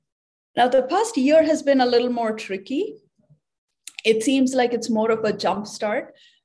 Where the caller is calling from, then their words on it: San Francisco, California, United States; So I'm calling in from San Francisco today, and I'm a bioengineer.